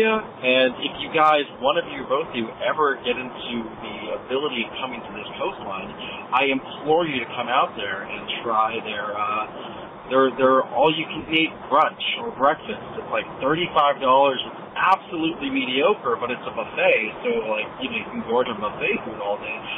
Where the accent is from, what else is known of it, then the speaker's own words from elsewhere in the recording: California, United States; also born or lived in New York / Topanga, California; I'm from New York initially, but I was raised in California. I lived in Topanga for about 10 years